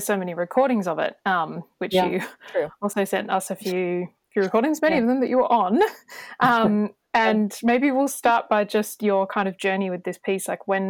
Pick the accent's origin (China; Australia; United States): Australia; now in Europe; I'm from Australia, so this, you know, now that I live in Europe